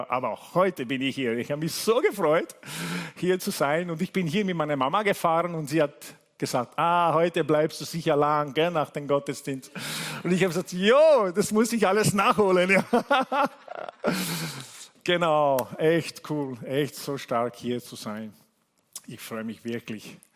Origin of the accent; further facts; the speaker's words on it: Italy; German is a second language; Also ich, ich, habe Leute gesehen, die mich kennen, seit ich ein Kind bin, ja, aus Italien.